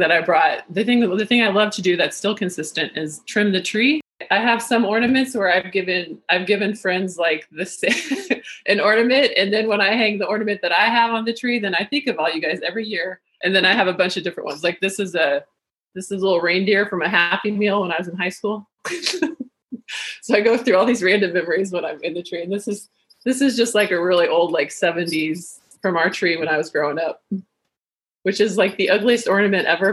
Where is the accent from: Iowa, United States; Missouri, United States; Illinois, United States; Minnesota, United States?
Iowa, United States; moved away as an adult; also born or lived in Denver; now in South Carolina, United States; I'm originally from Iowa, but I just moved to South Carolina